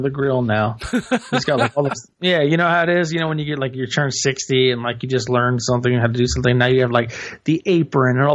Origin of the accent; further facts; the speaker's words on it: the South, United States; I'm from the South